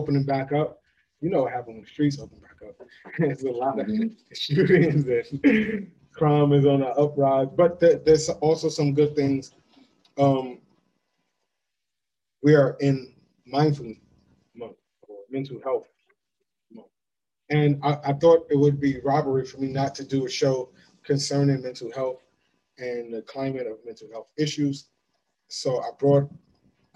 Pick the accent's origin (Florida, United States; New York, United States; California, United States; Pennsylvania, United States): Florida, United States; I grew up in Florida.